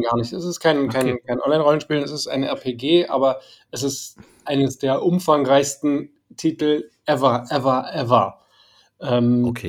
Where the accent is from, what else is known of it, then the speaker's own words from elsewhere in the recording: Berlin, Germany; als Berliner, als, als Berliner, der im Westteil der Stadt aufgewachsen ist